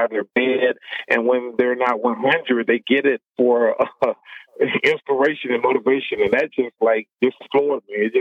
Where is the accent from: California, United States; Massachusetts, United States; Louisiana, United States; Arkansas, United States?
Arkansas, United States; Little Rock; moved away as an adult; also born or lived in Des Moines, Iowa; when I go back home where I grew up in Little Rock, Arkansas